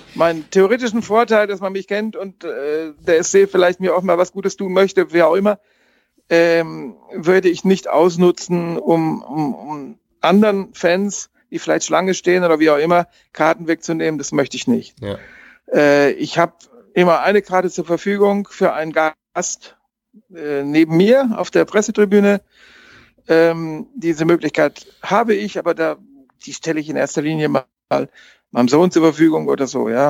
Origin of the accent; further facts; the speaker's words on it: Bielefeld, North Rhine-Westphalia, Germany; now in Freiburg, Germany; als Westfale, als gebürtiger Westfale